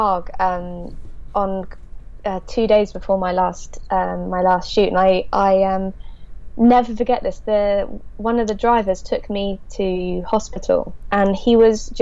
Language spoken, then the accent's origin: English; Devon, South West England, United Kingdom; in Devon, where I'm from